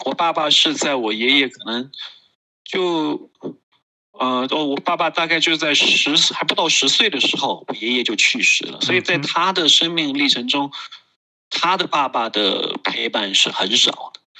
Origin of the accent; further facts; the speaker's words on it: Kunming, Yunnan, China; 我是来自于云南昆明，啊，我现在从事个人成长和家庭教育的工作